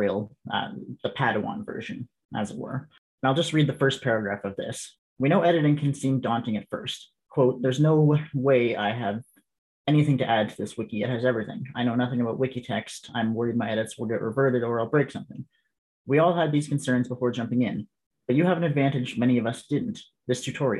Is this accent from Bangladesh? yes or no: no; Canada; being Canadian